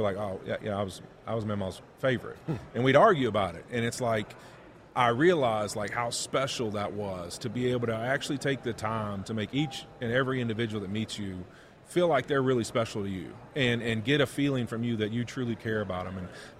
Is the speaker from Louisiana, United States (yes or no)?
yes; Monroe, Louisiana, United States; my hometown in Monroe, Louisiana, or West Monroe